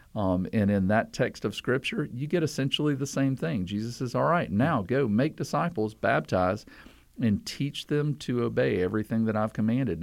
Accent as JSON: {"language": "English", "region": "the South", "country": "United States", "said": "I'm from the South"}